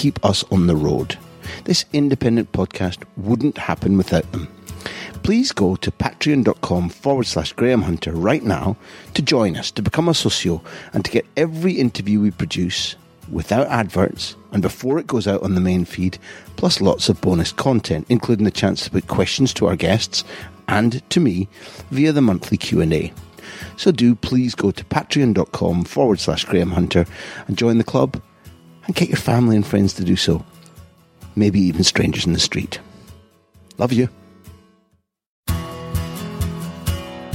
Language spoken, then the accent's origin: English; Scotland, United Kingdom; I'm a Scottish guy